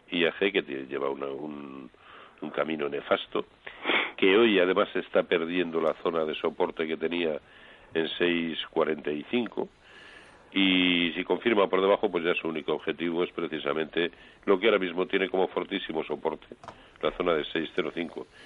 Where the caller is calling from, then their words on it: Madrid, Community of Madrid, Spain; de Madrid.